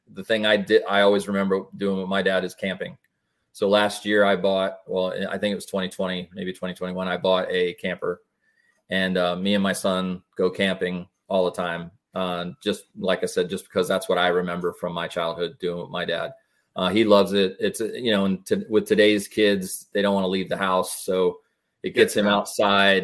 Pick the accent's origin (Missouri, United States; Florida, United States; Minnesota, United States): Florida, United States; West Pasco; now in Wesley Chapel, United States; I was born and raised over in West Pasco area